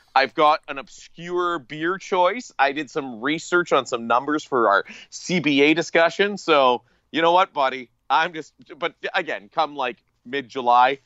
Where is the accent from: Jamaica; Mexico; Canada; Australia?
Canada; Atikokan, Ontario; moved away; my hometown of Atticoken, Ontario